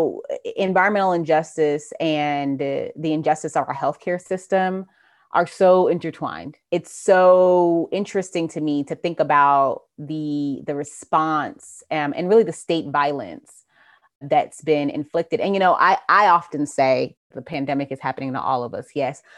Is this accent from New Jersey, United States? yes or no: yes; New Jersey, United States; moved away as an adult; now in Georgia, United States; I'm from New Jersey, but I've been in Georgia since 2006.